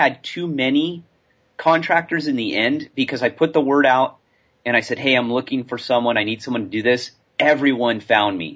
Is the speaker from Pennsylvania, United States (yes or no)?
no; California, United States; moved away; I'm from California.